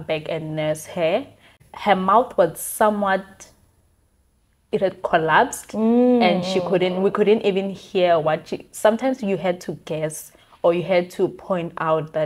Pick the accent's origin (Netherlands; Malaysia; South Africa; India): South Africa; Giyani, Limpopo; moved away; also born or lived in Cape Town, South Africa; So I'm from Limpopo in a town called